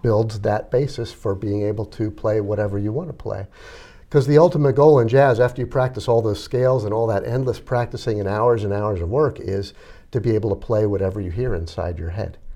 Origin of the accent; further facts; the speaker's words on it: Reading, Pennsylvania, United States; I grew up in Reading